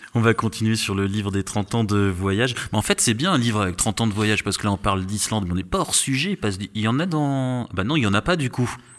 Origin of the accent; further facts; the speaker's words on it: Strasbourg, Grand Est, France; je suis, je suis, de Strasbourg, donc si, je suis habitué J'ai eu des ah moins 20 dans ma jeunesse